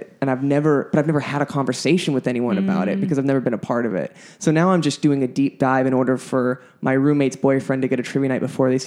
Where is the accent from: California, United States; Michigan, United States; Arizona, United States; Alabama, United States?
California, United States; south side of the Bay Area; we're from the south side.